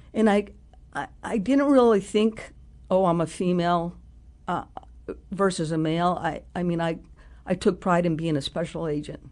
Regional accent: New Mexico, United States; moved away; I grew up in New Mexico

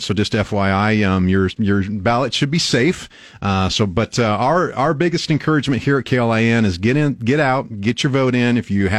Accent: Albion, Nebraska, United States; I grew up in Albion, so just right down the street.

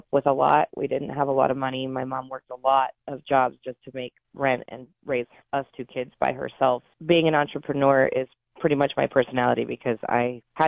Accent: Oregon, United States; I love growing up in Oregon. I mean, my mother was correct in moving us here

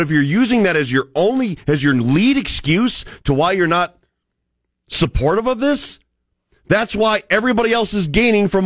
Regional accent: Cleveland, Ohio, United States; also born or lived in Birmingham, Alabama; dude, I grew up in Cleveland, Ohio. Okay. I lived in Birmingham, Alabama, which used to be the steel belt of the South.

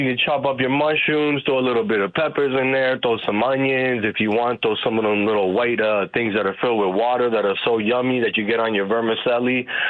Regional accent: New York, United States; I'm from New York. I'm from New York.

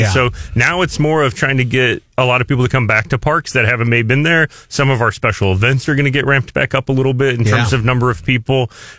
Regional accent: Buffalo, Missouri, United States; now in Columbia, United States; Grew up in Buffalo, Missouri, Southwest Missouri. Migrated here as part of the golf industry.

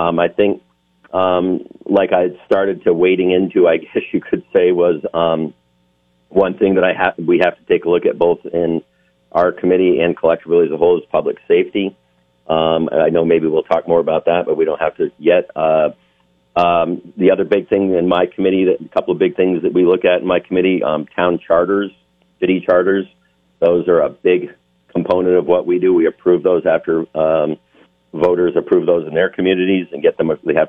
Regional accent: Vermont, United States; This is my home state. I'm 62 years old. I've lived here all of my adult life except for 9 years when I was active duty in the military, but I always kept that residency and kept that touch to the state

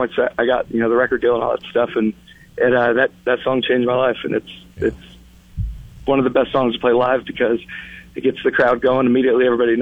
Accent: Yuba City, California, United States; in Yuba City, my hometown

